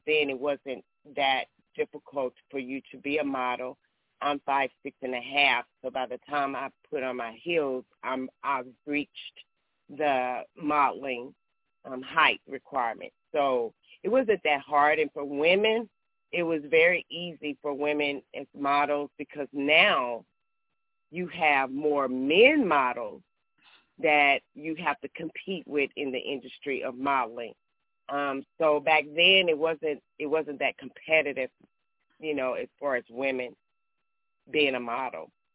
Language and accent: English; Texas, United States; I'm from Texas